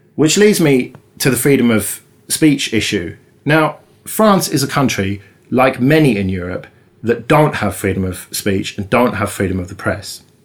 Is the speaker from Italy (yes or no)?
no; United Kingdom; us Brits